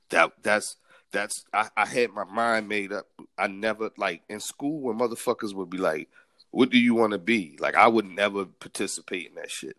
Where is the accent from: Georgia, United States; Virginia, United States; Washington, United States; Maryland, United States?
Maryland, United States; Baltimore; growing up in Baltimore